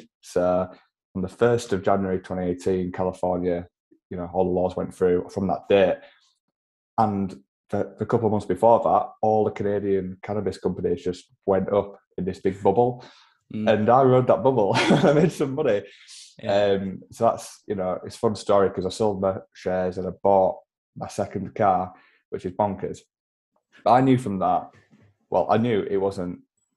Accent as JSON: {"language": "English", "region": "Yorkshire and the Humber", "country": "United Kingdom", "accent": "Yorkshire", "said": "I'm from Yorkshire. It's about 20 miles below York. It's about 30 odd miles from Leeds. So it's kind of smack bang in the middle of East Yorkshire."}